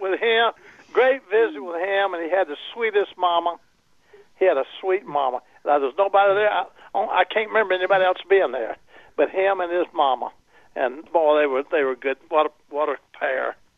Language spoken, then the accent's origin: English; Alabama, United States; moved away; I was raised in Alabama